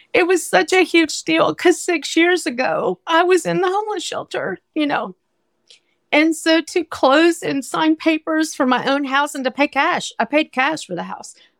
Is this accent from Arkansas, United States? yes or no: yes; Arkansas, United States; moved away as an adult; now in New York City, United States; I grew up in Arkansas